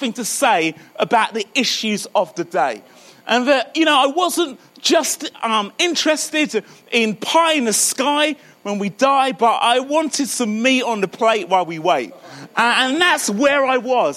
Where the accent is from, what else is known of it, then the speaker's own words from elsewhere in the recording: Croydon, London, United Kingdom; now in Birmingham, United Kingdom; I live in Birmingham. You can probably hear that my accent's a little further south, so I'm sort of born and brought up in Croydon.